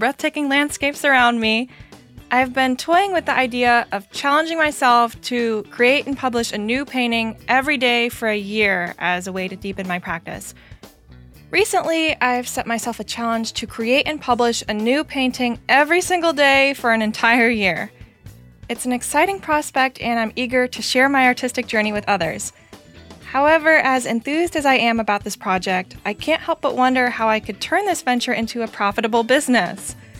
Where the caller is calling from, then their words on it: Santa Fe, New Mexico, United States; I'm reaching out from Santa Fe, New Mexico.